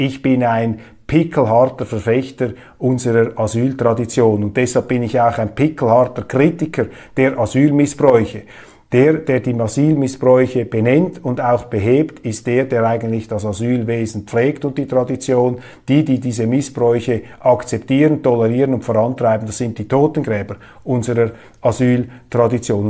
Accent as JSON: {"language": "German", "country": "Switzerland", "said": "mein Eindruck als Schweizer"}